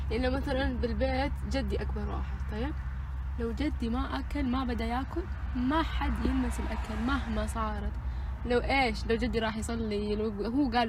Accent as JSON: {"language": "Arabic", "country": "Pakistan", "said": "انا باكستانية"}